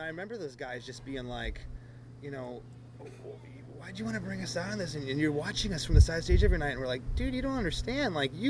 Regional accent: England, United Kingdom; I'm from England, so I'm not racist.

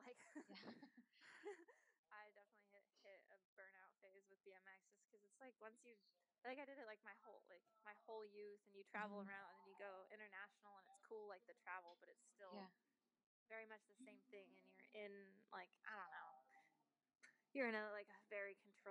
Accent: Washington, United States; also born or lived in California; I was from Washington and had to grow up riding in horse barns, and like, it just rained

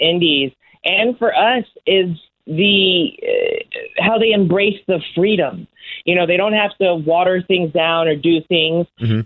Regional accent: Washington, District of Columbia, United States; my hometown in mm-hmm. Washington D.C.

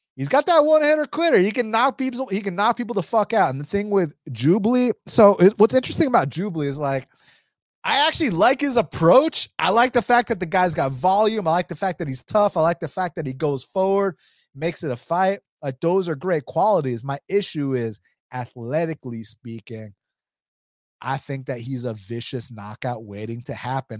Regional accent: United States; English is a second language; I'm first generation American, my first language wasn't even English. My mom's Mexican, my dad's Romanian

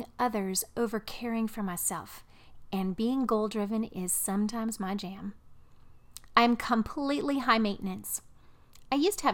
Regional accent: Midwest, United States; moved away; also born or lived in the South; I'm a Midwesterner, transplanted into the South

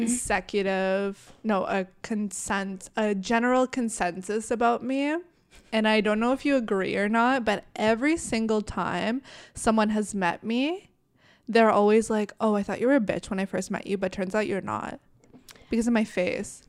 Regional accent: Canada; I was born in Canada

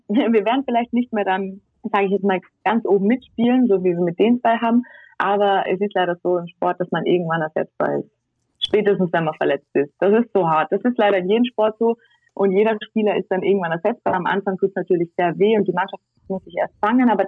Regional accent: Tyrol, Austria; Ich meine, wir sind jetzt zwei Wochen in Tirol, da wo ich herkomme, in Quarantäne und die Zahlen gehen immer noch nicht zurück.

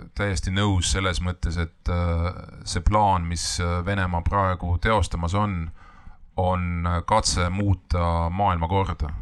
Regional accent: Estonia; me oleme eestlased ja me võitleme oma kodumaa eest

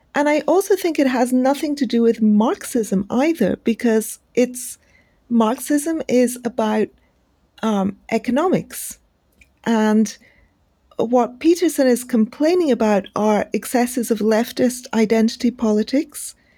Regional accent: India; as an Indian

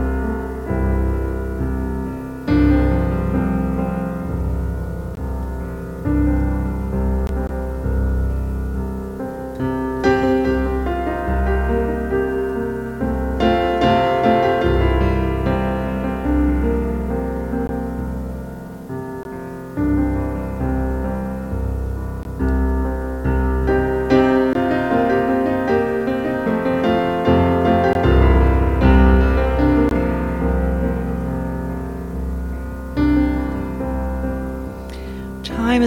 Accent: New York, United States; I'm from New York

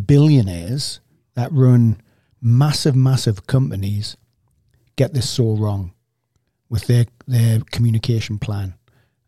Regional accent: England, United Kingdom; me growing up in England

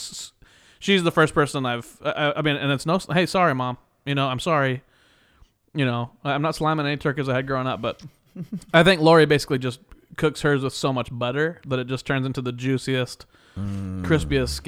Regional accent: Kansas, United States; We are both from Kansas

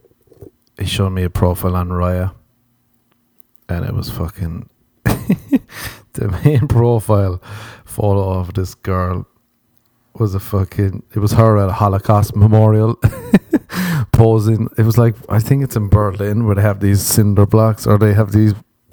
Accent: Ireland; moved away as an adult; now in Los Angeles, United States; growing up in Ireland

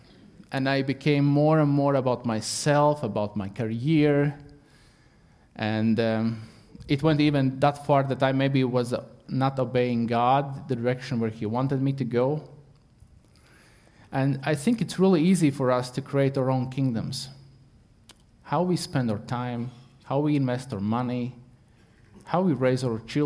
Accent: Latvia; English is a second language; moved away; I'm not English speaker. I'm Latvian

